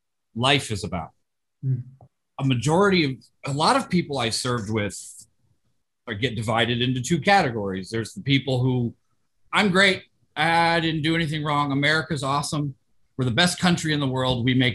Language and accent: English; Tokyo, Japan; I grew up in Tokyo, and you have to have your alien registration card on you at all times.